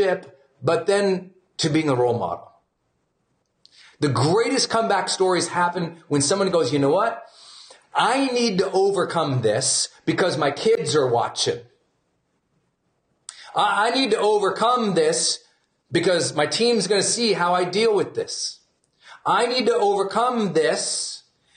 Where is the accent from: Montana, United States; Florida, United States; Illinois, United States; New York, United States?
Montana, United States; I'm from Montana.